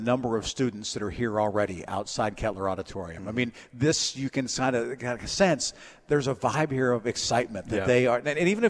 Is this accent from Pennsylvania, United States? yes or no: yes; Grove City, Pennsylvania, United States; moved away; back in my hometown of Grove City here in Mercer County, Pennsylvania